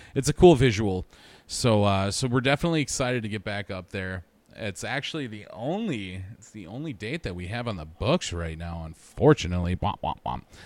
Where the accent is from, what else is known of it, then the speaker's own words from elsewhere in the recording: Wisconsin, United States; I'm from Wisconsin